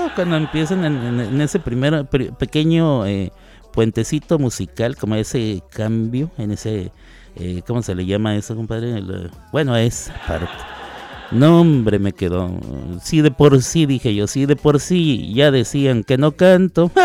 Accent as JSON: {"language": "Spanish", "region": "Chihuahua", "country": "Mexico", "tie": "born or raised there", "moved": "yes", "said": "soy mexicano, mexicano, nacido allí en la ciudad de Chihuahua, o como dirían en mi tierra, en Chihuahua, Así es. Chihuahua capital"}